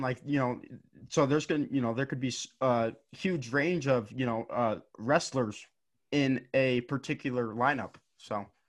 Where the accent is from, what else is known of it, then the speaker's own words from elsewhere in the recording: Gillette, Wyoming, United States; I'm from Wyoming, and, and our high school, or the high school in, in Gillette, Wyoming